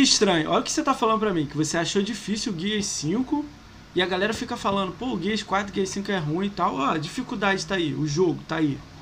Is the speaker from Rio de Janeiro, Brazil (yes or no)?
yes; Rio de Janeiro, Brazil; eu sou do Rio